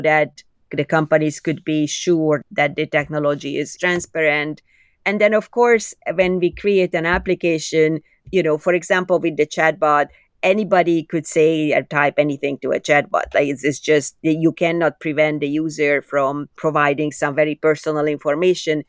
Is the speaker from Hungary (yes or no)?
yes; Budapest, Hungary; English is a second language; moved away as an adult; now in Canada; I was born in Budapest, Hungary, as you could probably hear from my accent.